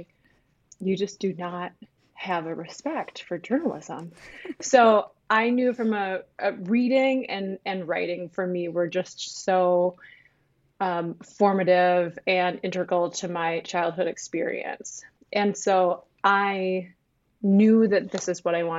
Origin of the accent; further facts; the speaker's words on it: northern Minnesota, United States; also born or lived in Ketchikan, Alaska; I grew up in northern Minnesota. I was born in Ketchikan, Alaska, but all of my upbringing has been here in Minnesota